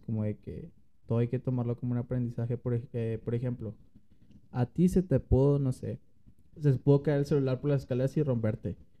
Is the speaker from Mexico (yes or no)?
yes; Monterrey, Nuevo León, Mexico; como regio o como mexicano